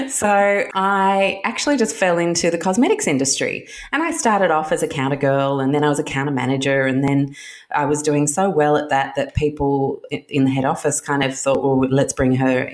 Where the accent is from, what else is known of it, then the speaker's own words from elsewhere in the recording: Chicago, Illinois, United States; also born or lived in London; When I was born in London in the mid-70s, and we moved to Chicago when I was one, and we lived in Chicago in the late 70s.